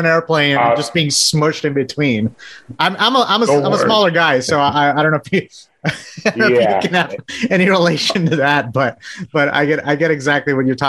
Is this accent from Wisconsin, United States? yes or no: no; Texas, United States; I'm from Texas, so you're talking to the right person.